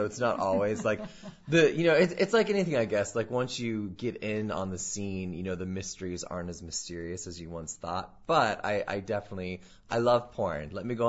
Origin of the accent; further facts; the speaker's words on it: North Dakota, United States; moved away as an adult; now in New York, United States; I grew up in North Dakota all my life, and then I went to school out there, and then when I turned 22, I literally just bought a one-way plane ticket and packed a duffel bag and moved to New York.